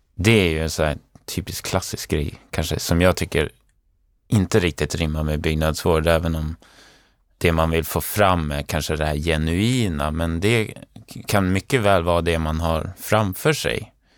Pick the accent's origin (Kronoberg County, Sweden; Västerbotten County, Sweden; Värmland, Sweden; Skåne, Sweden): Västerbotten County, Sweden; Umeå; moved away as an adult; now in Stockholm, Sweden; Sen flyttade jag till Stockholm, jag kommer från Umeå från början